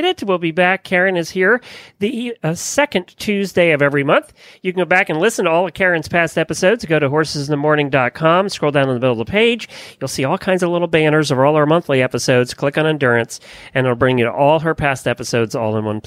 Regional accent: Lancaster County, Pennsylvania, United States; now in Ocala, United States; I grew up in Lancaster County, Pennsylvania

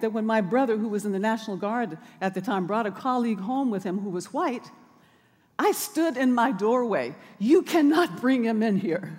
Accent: Birmingham, Alabama, United States; moved away; also born or lived in Oakland; as a child growing up in Birmingham on Dynamite Hill

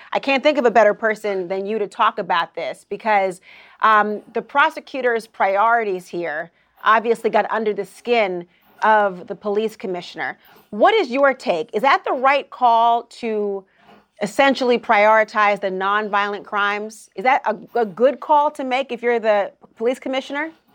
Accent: Minnesota, United States; You're also talking about my home state as well.

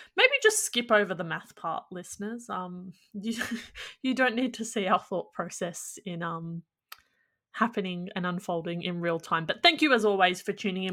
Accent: Australia; as an Australian

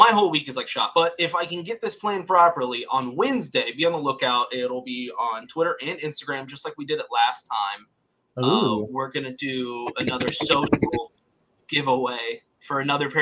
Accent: Texas, United States; I'm from Texas

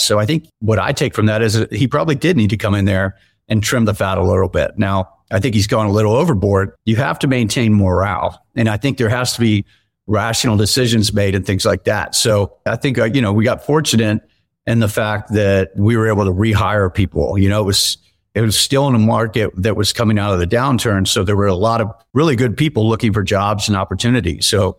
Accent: Tampa, Florida, United States; I grew up in Tampa, Florida, and I still spend a lot of time there.

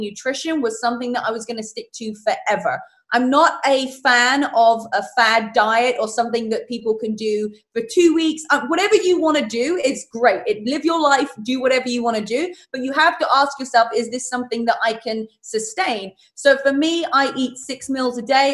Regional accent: England, United Kingdom; moved away; I'm from England

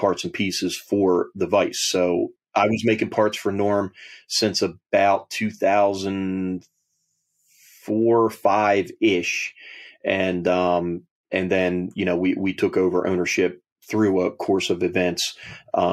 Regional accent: Delaware, United States; I was born in Delaware

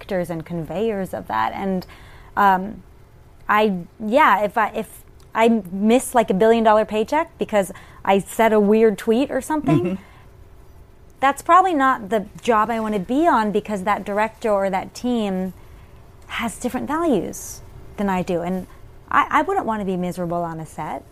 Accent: Richmond, Virginia, United States; moved away as an adult; also born or lived in New York; I grew up in Richmond, Virginia, as a theater kid

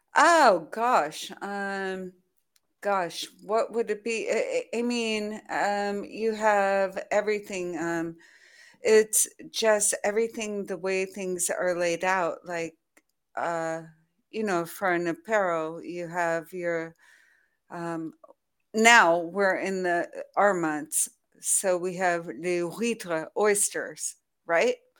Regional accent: United States; now in France; as an American living in France

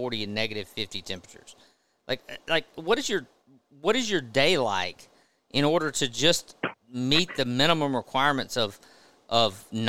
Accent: the South, United States; I'm from the South

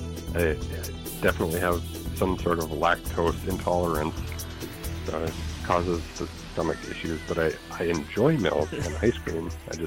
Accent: Thief River Falls, Minnesota, United States; also born or lived in Roseau, Minnesota; Yeah, born in Roseau and graduated from Thief River Falls.

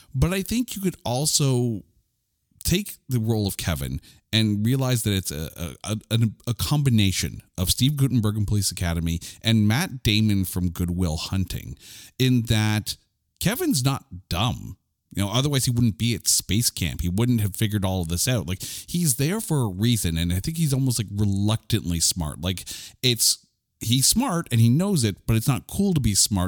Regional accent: Canada; I'm a Canadian.

